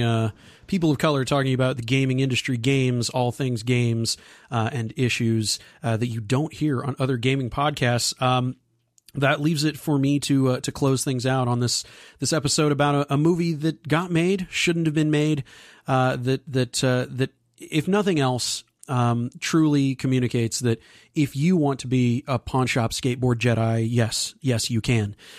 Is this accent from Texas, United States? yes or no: yes; Texas, United States; right here in my home state of Texas